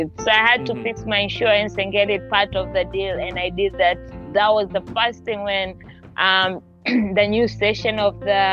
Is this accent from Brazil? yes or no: no; Tanzania; moved away as an adult; now in United States; I'm from Tanzania in East Africa